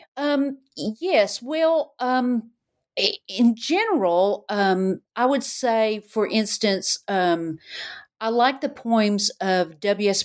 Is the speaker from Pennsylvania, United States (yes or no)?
no; Knoxville, Tennessee, United States; growing up in Knoxville.